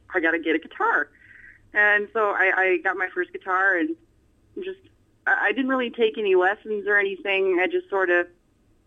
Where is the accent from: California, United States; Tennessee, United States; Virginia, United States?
California, United States; Corona; I was born in Corona, California. Born and raised here. Haven't moved